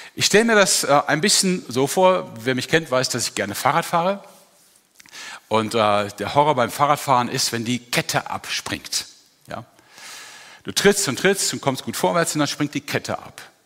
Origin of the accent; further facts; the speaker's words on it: Germany; als Deutscher